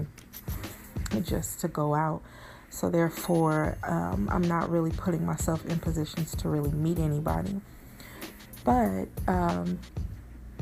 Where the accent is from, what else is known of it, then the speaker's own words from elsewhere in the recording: Bay Area, California, United States; I'm from the Bay Area